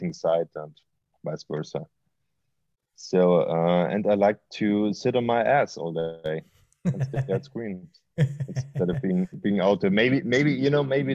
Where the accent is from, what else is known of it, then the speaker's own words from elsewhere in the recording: Austria; now in Berlin, Germany; I grew up in Austria